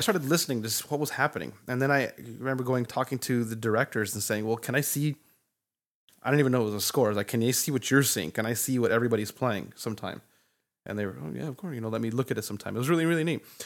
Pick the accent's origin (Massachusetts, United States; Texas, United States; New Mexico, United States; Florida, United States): New Mexico, United States; Santa Fe; growing up in Santa Fe